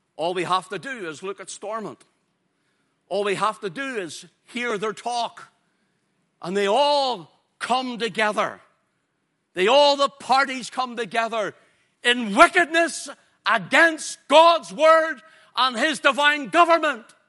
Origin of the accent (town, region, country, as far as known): Ulster, Northern Ireland, United Kingdom